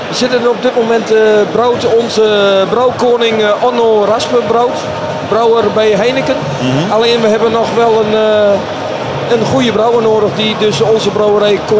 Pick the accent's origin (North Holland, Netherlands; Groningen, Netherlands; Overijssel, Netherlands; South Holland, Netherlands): Overijssel, Netherlands; Al ben ik zelf Twentenaar.